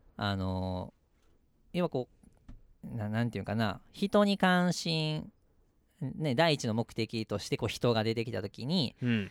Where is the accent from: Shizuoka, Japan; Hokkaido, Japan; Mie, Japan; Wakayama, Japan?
Mie, Japan; also born or lived in Nagoya; 俺もあのたまたま三重で生まれたから、うん、三重にいるだけど